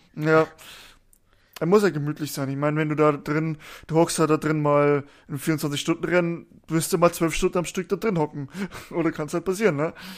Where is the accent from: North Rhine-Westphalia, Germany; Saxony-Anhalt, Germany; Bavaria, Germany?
Bavaria, Germany; Ich komme ja aus Bayern, aus dem tiefsten Süden